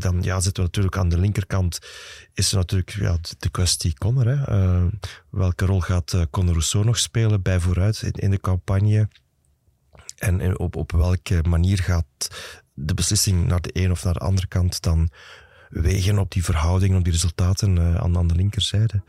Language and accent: Dutch; Flanders, Belgium; bij ons in Vlaanderen